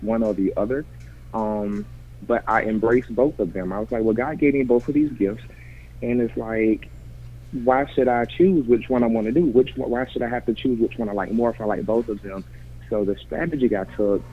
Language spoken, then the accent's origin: English; Mintville, Georgia, United States; now in Atlanta, United States; I currently live in Atlanta by way of Mintville, Georgia.